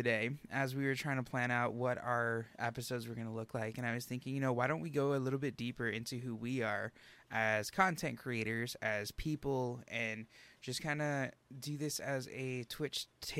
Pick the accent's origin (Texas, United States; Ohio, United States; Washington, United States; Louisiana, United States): Texas, United States; San Antonio; I'm originally from San Antonio.